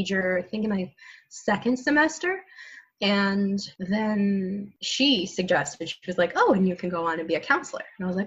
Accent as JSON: {"language": "English", "region": "New Mexico", "country": "United States", "tie": "born or raised there", "moved": "as an adult", "lives_now": "Oregon, United States", "said": "I grew up in New Mexico"}